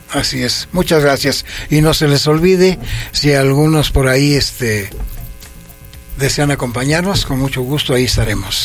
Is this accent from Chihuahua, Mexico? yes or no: no; Toluca, State of Mexico, Mexico; also born or lived in Villa Victoria, State of Mexico; yo soy nativo del municipio de Villa Victoria. Sí. Y que me desarrollé a, partir de los cinco años hasta la fecha, en este pueblo que es tan, yo lo, lo quiero mucho, que se llama San Mateo Xochitlán